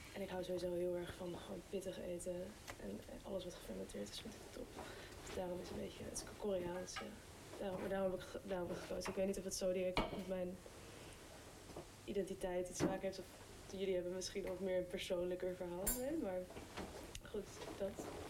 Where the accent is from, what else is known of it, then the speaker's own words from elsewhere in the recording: Amsterdam, North Holland, Netherlands; Ik kom ook uit Amsterdam